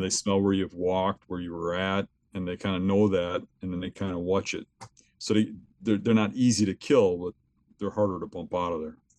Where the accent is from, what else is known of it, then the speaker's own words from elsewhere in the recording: southeastern Wisconsin, United States; I'm from southeastern Wisconsin. I've always lived here my whole life. Um, I grew up here